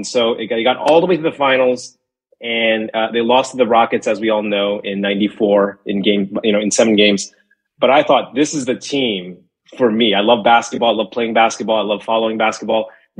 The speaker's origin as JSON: {"language": "English", "town": "New York City", "region": "New York", "country": "United States", "tie": "born or raised there", "also_born_or_lived": "Long Island", "moved": "as an adult", "lives_now": "California, United States", "said": "I live in California now, and you know, my career has taken me all the way out here to the West Coast, but I'm a New York guy. I grew up in Queens and Long Island."}